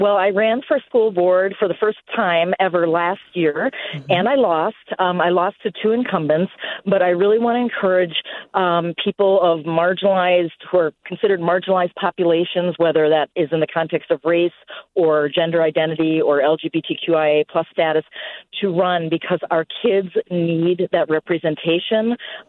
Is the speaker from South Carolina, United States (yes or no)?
no; New York City, New York, United States; moved away; And I'm living in a small town. I consider it a small town. I was born and raised in New York City